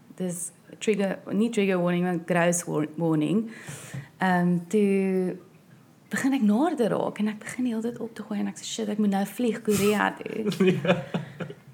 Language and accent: Afrikaans; South Africa; moved away; ek's van Suid-Afrika af